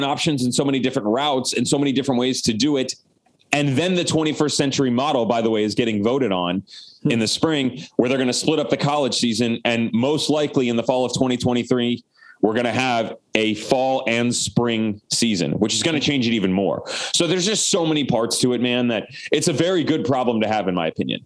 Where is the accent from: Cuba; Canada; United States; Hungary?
United States; Omaha, Nebraska; moved away; also born or lived in Florida; I'm from Omaha, Nebraska